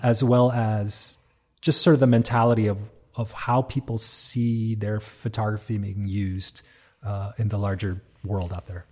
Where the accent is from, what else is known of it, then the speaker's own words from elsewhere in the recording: Hawaii, United States; I'm from Hawaii